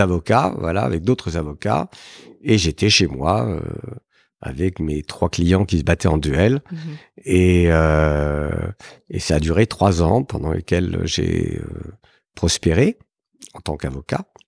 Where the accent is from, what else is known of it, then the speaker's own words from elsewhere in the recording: Paris, Île-de-France, France; je suis né euh, à Paris euh, il y a bien longtemps, en 1955